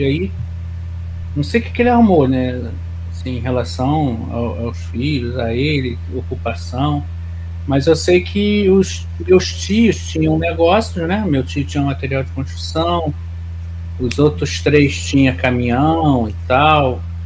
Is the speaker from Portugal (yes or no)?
no; Nova Iguaçu, Rio de Janeiro, Brazil; eu nasci e criei em Nova Iguaçu